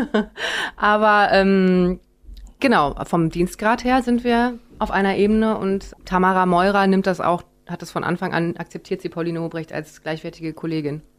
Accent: Rhineland, Germany; als Rheinländerin

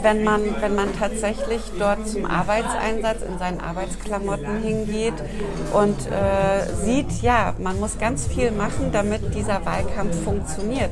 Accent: southern Lower Saxony, Germany; now in Bremen, Germany; Ich bin in Südniedersachsen aufgewachsen. Ich bin ah, keine ah, ja. gebürtige Bremerin, aber ich würde sagen, ich bin Bremerin

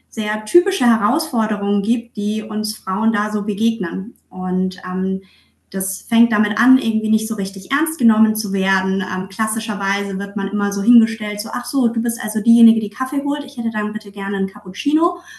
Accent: Southern Germany, Germany; now in Hamburg, Germany; Tatsächlich komme ich aus Süddeutschland und ähm, mich hat es dann mit der Zeit beruflich nach Hamburg verschlagen.

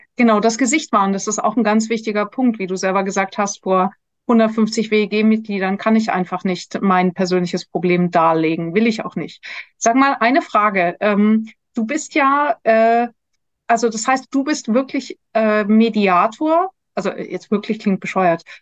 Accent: Munich, Bavaria, Germany; wir sind beide aufgewachsen in München

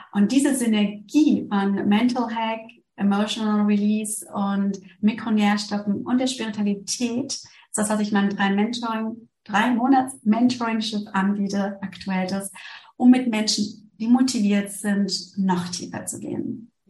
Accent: Germany; moved away as an adult; now in Switzerland; Ich bin ja aus Deutschland in die Schweiz gekommen, weil es hier den integrativen Lehrstuhl gibt

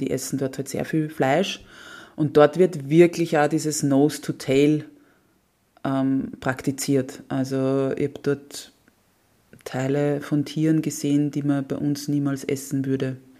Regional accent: Austria; ich so die erste Österreicherin

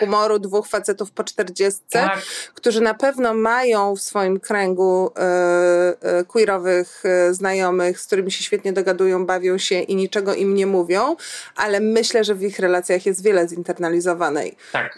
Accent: Warsaw, Masovian Voivodeship, Poland; also born or lived in Kraków; jako warszawianka y, y, urodzona

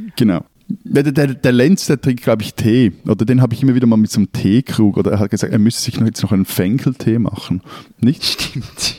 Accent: Zurich, Switzerland; als Zürcher

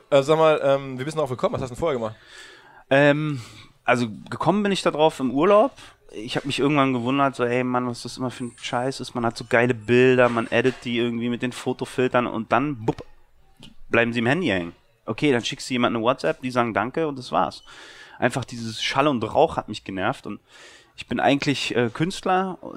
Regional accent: Berlin, Germany

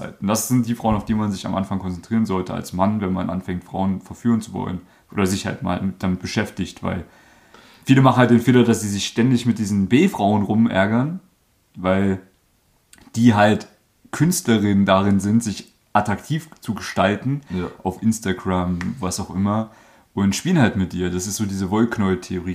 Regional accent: Germany; moved away; da wo ich geboren bin, da steht ein Baum

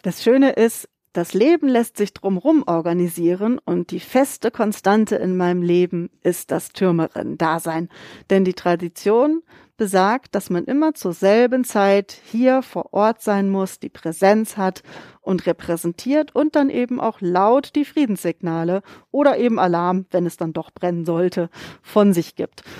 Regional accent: Germany; moved away as an adult; now in Münster, Germany; Ich bin in einem Musikerhaushalt groß geworden auf dem Lande bei Bremen

